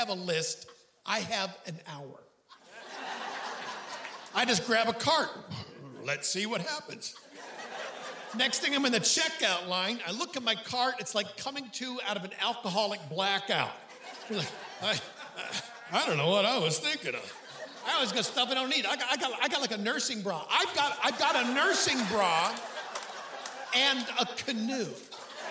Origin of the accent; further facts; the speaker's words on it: Hornell, New York, United States; My hometown is Hornell, New York.